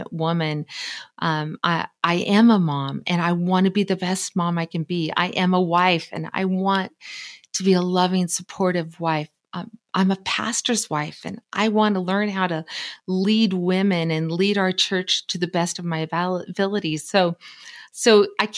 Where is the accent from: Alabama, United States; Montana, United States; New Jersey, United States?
Montana, United States; from Montana. I was born and raised here.